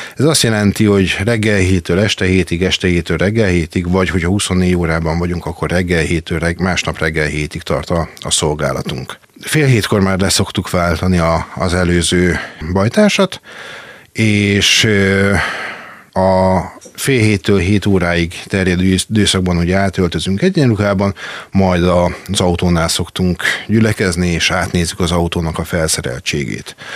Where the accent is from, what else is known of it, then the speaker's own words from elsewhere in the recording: Makó, Csongrád-Csanád, Hungary; also born or lived in Szeged; Ez még Makon volt, én eredetileg makói származású vagyok